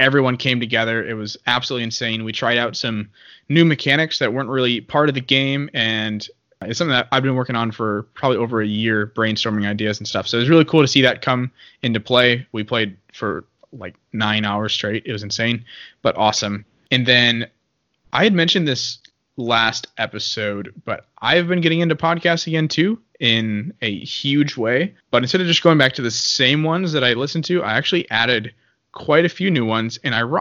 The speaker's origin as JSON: {"language": "English", "country": "United States", "said": "I'm an American and I'm Catholic."}